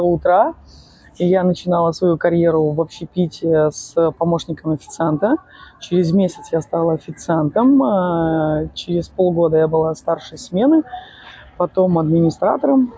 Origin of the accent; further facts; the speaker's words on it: Odesa, Odesa Oblast, Ukraine; я из Одессы